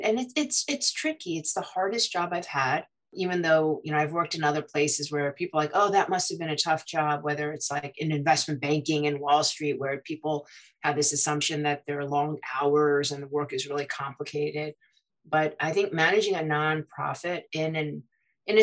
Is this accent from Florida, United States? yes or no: no; New York City, New York, United States; I'm born and raised in New York, as we were talking about, from Queens, from Flushing.